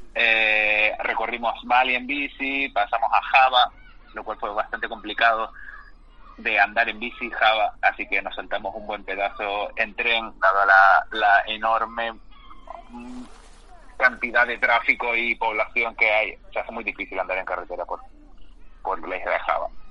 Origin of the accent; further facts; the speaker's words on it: Canary Islands, Spain; me trajo a Canarias, que es de donde yo soy natural y donde estoy ahora mismo